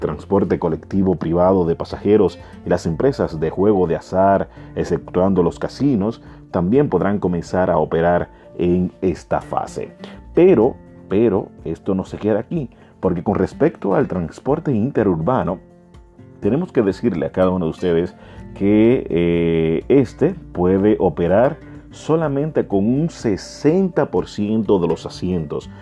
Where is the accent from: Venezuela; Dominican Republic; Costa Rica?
Dominican Republic; nosotros como dominicanos